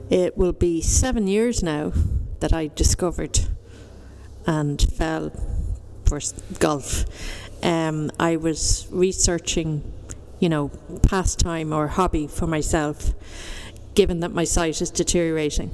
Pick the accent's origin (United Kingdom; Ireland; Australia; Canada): Ireland; Dublin, Leinster; I'm from Dundrum in the foothills of South Dublin